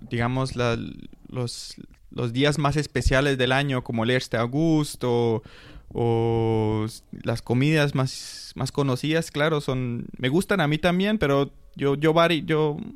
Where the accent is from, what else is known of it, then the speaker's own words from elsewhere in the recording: Colombia; now in Spain; como nosotros estábamos, como buen colombiano, estábamos un poco retrasados con los papeles